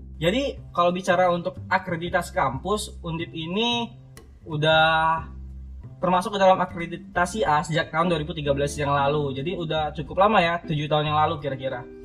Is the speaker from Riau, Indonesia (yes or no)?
yes; Riau, Indonesia; moved away as an adult; now in Semarang, Indonesia; aku ini asal dari Riau